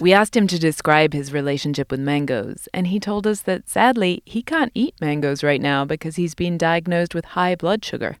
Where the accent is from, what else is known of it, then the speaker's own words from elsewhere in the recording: England, United Kingdom; now in United States; where I grew up in England